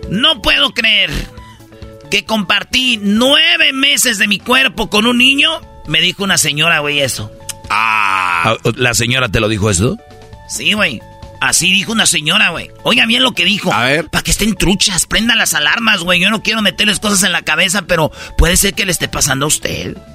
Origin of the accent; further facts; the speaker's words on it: Monterrey, Nuevo León, Mexico; Yo soy de Monterrey